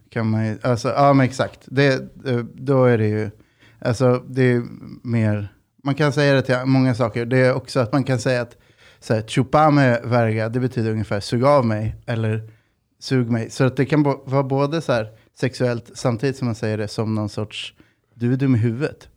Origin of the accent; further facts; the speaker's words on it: Sweden; jag är född i Sverige, farsan är uruguaysk